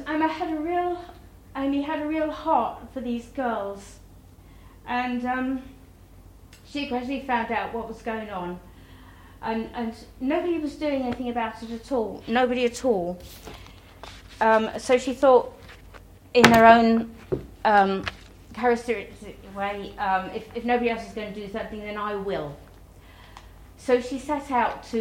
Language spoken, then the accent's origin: English; United Kingdom; we're British